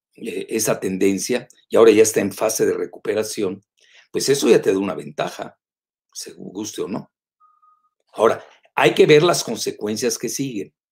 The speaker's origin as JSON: {"language": "Spanish", "country": "Mexico"}